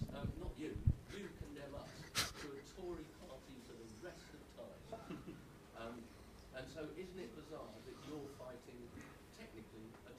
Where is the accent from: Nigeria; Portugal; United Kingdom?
United Kingdom; England; I'm English.